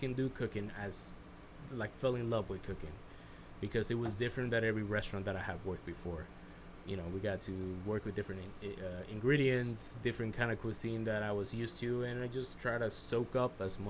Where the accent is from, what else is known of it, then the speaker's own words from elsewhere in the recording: United States; growing up being Mexican, but growing up in the United States